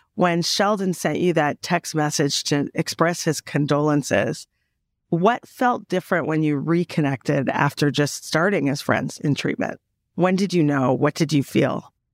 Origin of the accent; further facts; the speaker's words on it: Canada; moved away; I'm the Canadian, I'm the first generation Canadian with the European upbringing